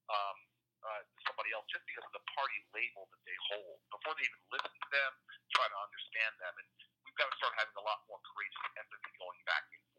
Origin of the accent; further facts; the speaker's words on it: New Jersey, United States; So I'm a Democrat from Jersey, but I passed legislation with Ted Cruz